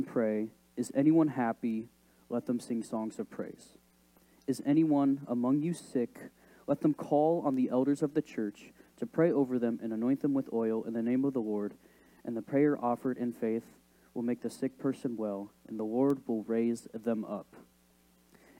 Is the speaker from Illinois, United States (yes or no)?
yes; Decatur, Illinois, United States; also born or lived in Ogden, Illinois; I grew up in Decatur, Illinois, and lived there for about 12 years of my life